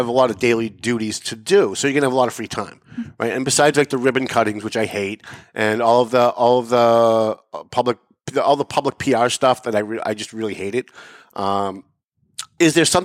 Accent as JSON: {"language": "English", "town": "Lawrence", "region": "Massachusetts", "country": "United States", "tie": "born or raised there", "said": "I grew up in Lawrence"}